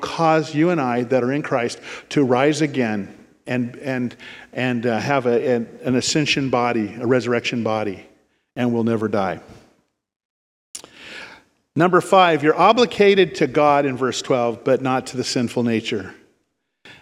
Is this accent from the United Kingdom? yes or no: no; Ashland, United States; I grew up in Ashland